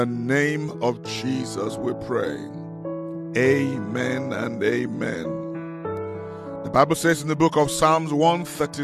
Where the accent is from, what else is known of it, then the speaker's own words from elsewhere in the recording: Nigeria; now in South Africa; I come from Nigeria originally.